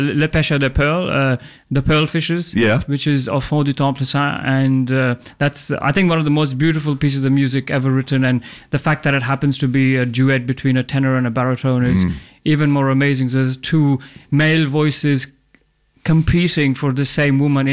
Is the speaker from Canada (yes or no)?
no; India; now in Australia; I'm originally from India, but I'm an opera singer